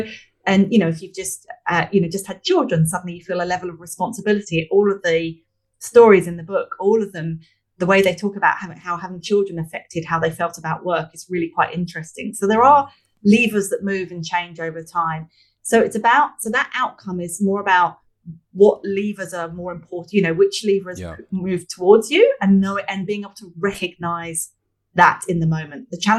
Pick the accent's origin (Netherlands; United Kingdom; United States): United Kingdom; London; I'm from London originally, obviously we said earlier, so I use the analogy of flying from Sydney to London.